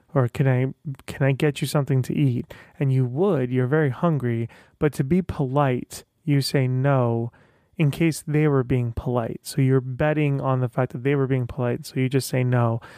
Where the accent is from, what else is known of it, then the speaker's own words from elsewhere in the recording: Tehran, Tehran Province, Iran; moved away; I'm, uh, originally from Iran. I was born in Tehran